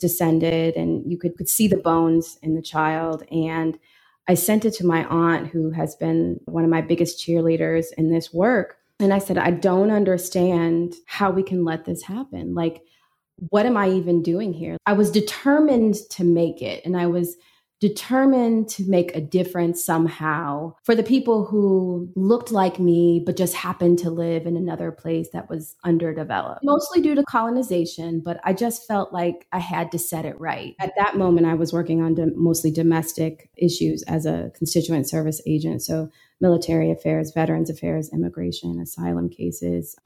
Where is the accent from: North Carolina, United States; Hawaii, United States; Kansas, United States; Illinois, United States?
Illinois, United States; Peoria; moved away; a girl from Peoria